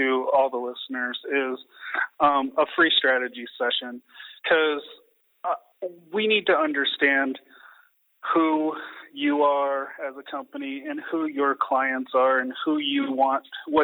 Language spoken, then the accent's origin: English; Washington, United States; I grew up in Washington. It's not a big oil and gas industry, but in Anacortes, Washington, where my family is from